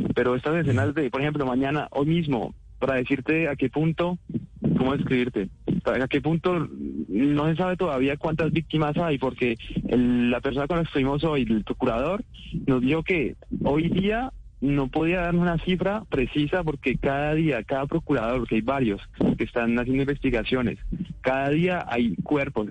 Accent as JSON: {"language": "Spanish", "country": "Colombia", "moved": "yes", "said": "no soy el único colombiano que en el drama baila salsa"}